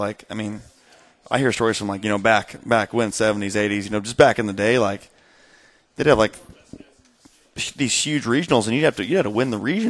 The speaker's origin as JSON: {"language": "English", "town": "Beech Grove", "region": "Indiana", "country": "United States", "tie": "born or raised there", "said": "I was a Beech Grove kid"}